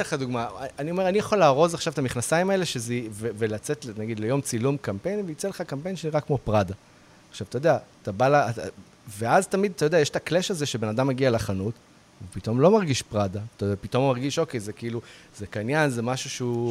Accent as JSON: {"language": "Hebrew", "country": "Israel"}